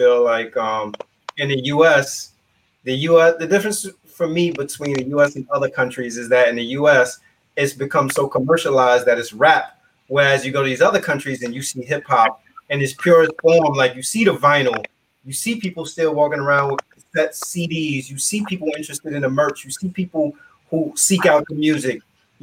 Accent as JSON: {"language": "English", "town": "New York City", "region": "New York", "country": "United States", "tie": "born or raised there", "said": "I grew up in the Bronx"}